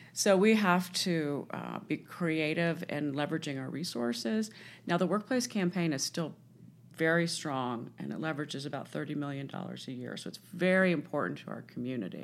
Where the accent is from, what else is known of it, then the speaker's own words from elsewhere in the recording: Washington, District of Columbia, United States; I grew up in Washington D.C.